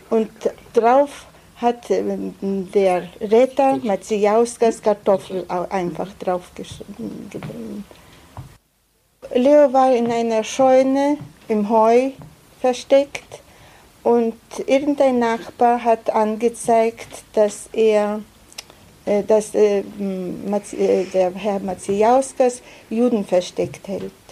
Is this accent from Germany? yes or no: no; Plungė, Telšiai County, Lithuania; born there; Also ich bin in Plunge geboren. Plunge ist keine große Stadt, in Teil Jamaitia von Litauen, in einer Familie, wo sechs Kinder waren.